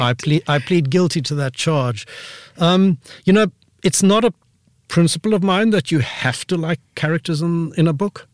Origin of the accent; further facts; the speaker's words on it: Pretoria, Gauteng, South Africa; I grew up in Pretoria, which, um, you know, is South Africa's capital city up north